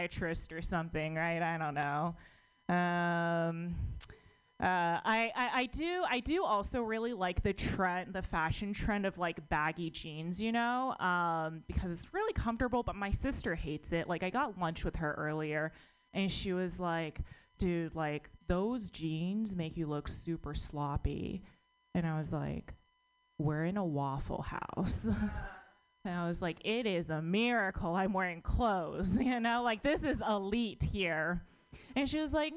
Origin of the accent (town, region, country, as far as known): United States; born or raised there